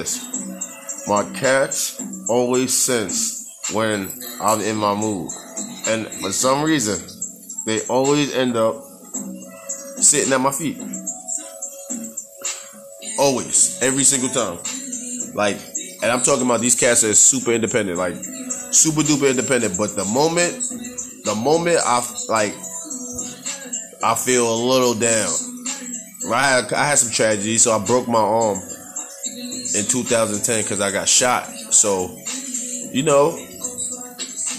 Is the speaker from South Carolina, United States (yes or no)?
no; New York, United States; growing up in New York